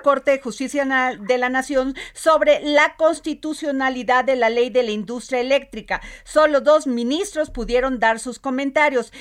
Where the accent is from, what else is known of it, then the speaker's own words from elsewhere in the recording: Veracruz, Mexico; como dicen en mi pueblo, allá en Veracruz